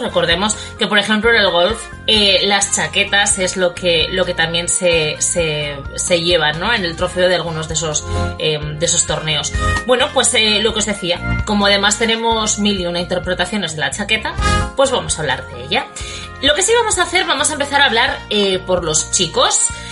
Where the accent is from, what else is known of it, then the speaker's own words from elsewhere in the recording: Bilbao, Basque Country, Spain; now in Port Charlotte, United States; yo soy de Bilbao